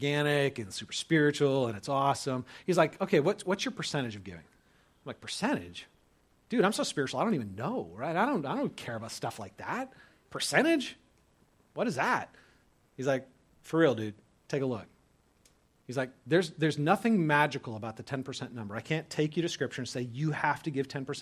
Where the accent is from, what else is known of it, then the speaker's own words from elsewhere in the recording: California, United States; moved away as an adult; also born or lived in Dubuque, Iowa; I was a skater from California going to college in Dubuque, Iowa